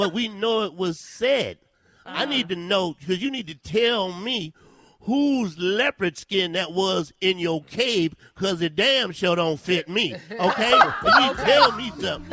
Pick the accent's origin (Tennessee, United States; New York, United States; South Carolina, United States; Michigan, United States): South Carolina, United States; I'm from South Carolina.